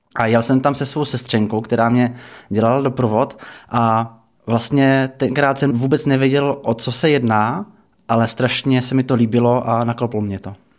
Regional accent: Czechia; tam jsme byli Češi dohromady se Slováky

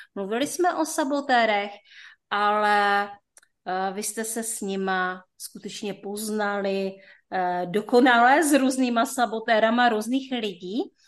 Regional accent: North Moravia, Czechia; tak jsme všichni ze Severní Moravy. Takže to možná bude dneska slyšet

